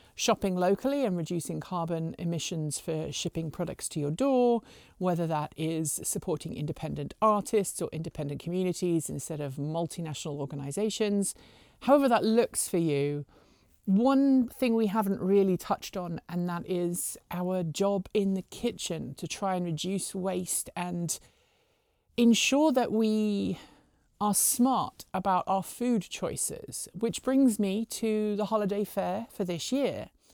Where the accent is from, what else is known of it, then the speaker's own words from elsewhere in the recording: United Kingdom; also born or lived in Pacific Northwest; now in United States; I'm a Brit, we have turkey on Christmas Day